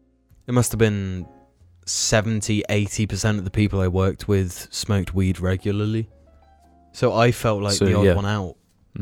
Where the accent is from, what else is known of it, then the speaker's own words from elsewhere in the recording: United Kingdom; as a British person